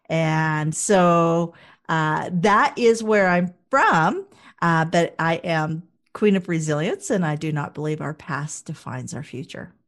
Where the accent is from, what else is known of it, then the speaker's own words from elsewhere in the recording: Wichita, Kansas, United States; moved away as an adult; also born or lived in Toronto / Calgary; Wichita, Kansas originally. Uh, born and bred, went to Blessed Sacrament School for the majority of my early years